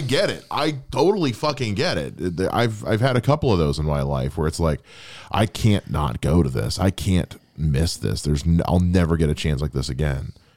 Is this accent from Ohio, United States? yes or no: yes; North Canton, Ohio, United States; when I was growing up in North Canton